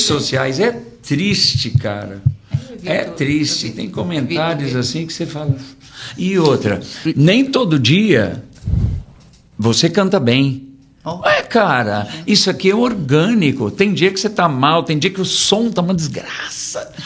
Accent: São Paulo, Brazil; Nós somos de São Paulo

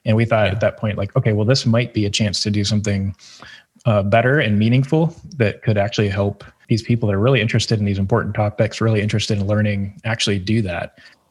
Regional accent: Greenville, South Carolina, United States; I grew up in Greenville, actually, and most of the time when I was growing up, it was not a destination city like it is now

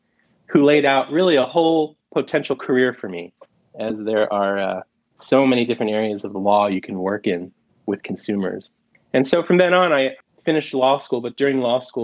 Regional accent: Philadelphia, Pennsylvania, United States; moved away as an adult; also born or lived in Michigan / Guatemala; now in Chicago, United States; I grew up originally in Philadelphia

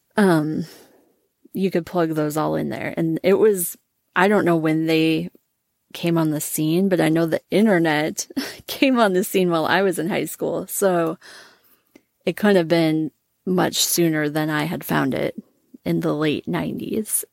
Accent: Minnesota, United States; I grew up in Minnesota.

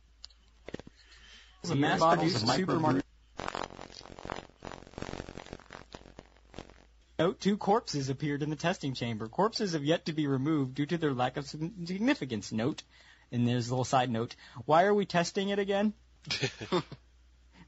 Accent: United States; I'm American.

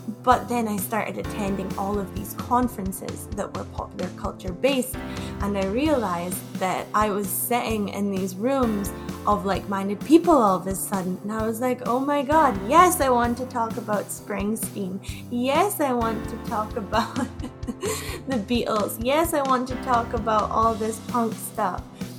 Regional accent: Scotland, United Kingdom; moved away as an adult; also born or lived in Glasgow / Toronto; So I'm originally from the Orkney Islands. Those are the islands right up north in Scotland. And then I moved to Glasgow to do my undergrad. So I lived there for a couple of years. And then I moved to Canada.

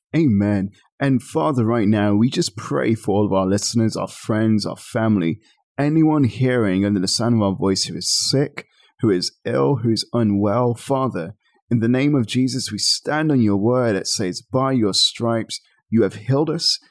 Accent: Birmingham, West Midlands, United Kingdom; I was born and raised in Birmingham, England

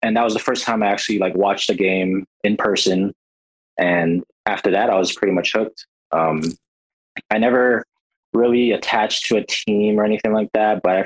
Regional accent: Hawaii, United States; moved away as an adult; now in Washington, United States; I'm from Hawaii, grew up there, born and raised.

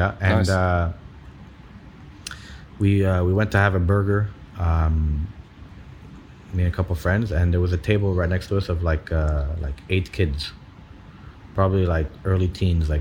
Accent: Saudi Arabia; I grew up in Saudi in the 90s, 80s and 90s

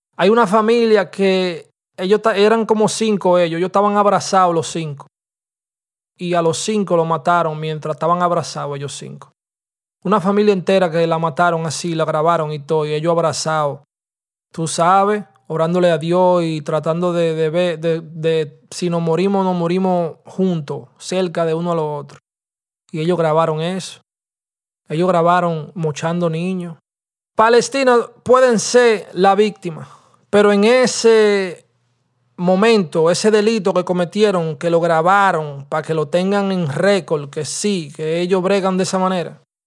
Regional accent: Santo Domingo, Distrito Nacional, Dominican Republic; also born or lived in New York, United States; ese era el colegio mío en Lucerna, ¿verdad? En Santo Domingo, yo iba a un colegio que es, que le se llama el Víctor Manuel.

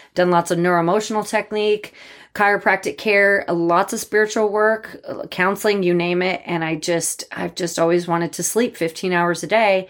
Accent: Boise, Idaho, United States; also born or lived in Bozeman, Montana; I'm from Boise. I was born here

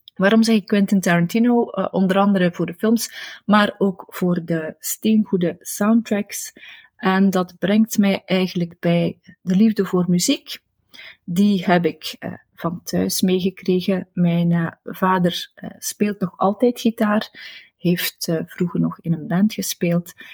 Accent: Destelbergen, Flanders, Belgium; Destelbergen, waar ik ben opgegroeid

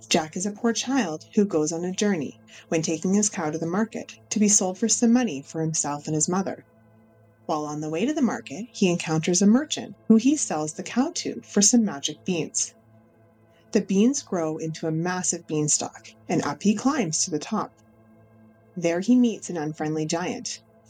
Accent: Canada; I am from Canada

